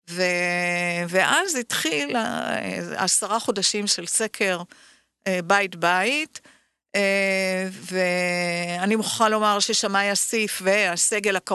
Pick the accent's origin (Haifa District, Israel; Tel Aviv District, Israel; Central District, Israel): Tel Aviv District, Israel; Tel Aviv; ברחוב בורחוב.